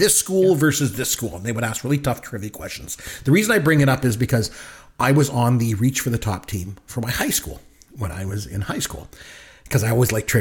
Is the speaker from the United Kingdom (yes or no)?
no; Canada; as a kid growing up in Canada